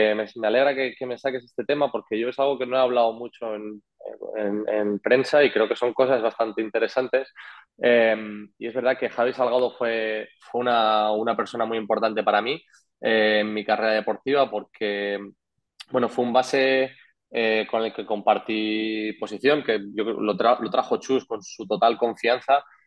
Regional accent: Madrid, Community of Madrid, Spain; moved away as an adult; also born or lived in Andorra; now in Tenerife, Spain; yo estaba en estudiantes en Madrid, en mi casa, con mis amigos

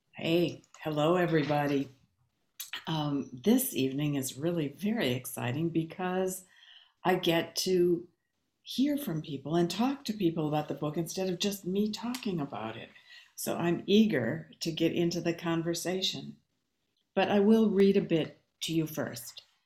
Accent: Babbitt, Minnesota, United States; moved away; also born or lived in Bemidji, Minnesota; I was born in Bemidji, grew up um, near the Boundary Waters on Birch Lake outside of Babbitt

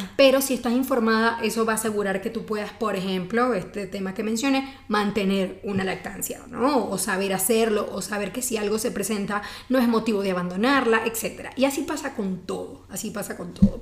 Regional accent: Venezuela; now in Mexico City, Mexico; soy venezolana y aquí en Ciudad de México hice mi subespecialidad

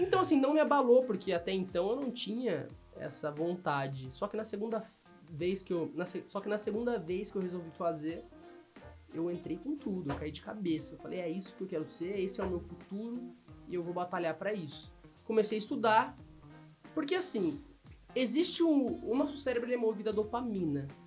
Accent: Londrina, Paraná, Brazil; also born or lived in Pontes e Lacerda, Mato Grosso; nasci no Mato Grosso. Meus pais me tiveram lá, numa cidade chamada Ponte e Lacerda. Com uns quatro anos eu voltei para Londrina

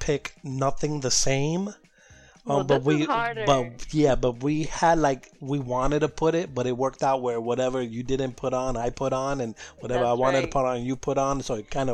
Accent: New York City, New York, United States; as a Latino growing up in New York City

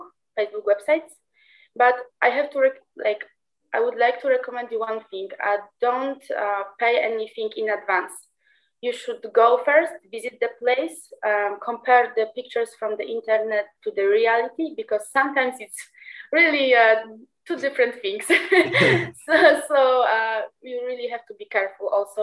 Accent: Trzcinica, Poland; English is a second language; moved away as an adult; also born or lived in Krakow, Poland; now in Porto, Portugal; I'm from a small village called Trzcinica. It's in the south of the country, but I'm living in Krakow for 5 years now

